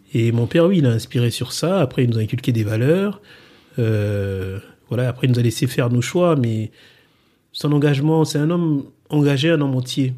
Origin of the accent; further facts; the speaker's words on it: Republic of the Congo; moved away; je suis né donc euh, au Congo et euh, j'ai grandi dans ce pays-là